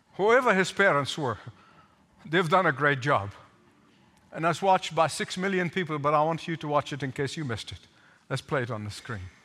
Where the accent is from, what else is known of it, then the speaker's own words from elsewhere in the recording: Egypt; growing up in Egypt